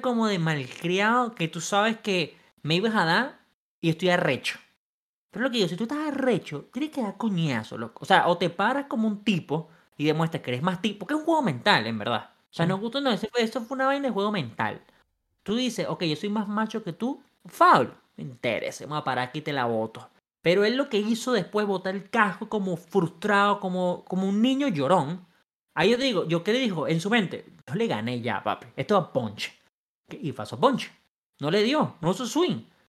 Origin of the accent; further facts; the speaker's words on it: Venezuela; now in United States; en mi país, Venezuela